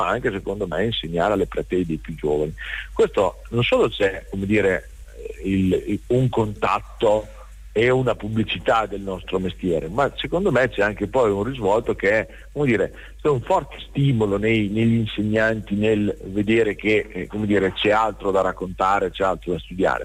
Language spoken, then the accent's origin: Italian; Rimini, Emilia-Romagna, Italy; Noi siamo di Rimini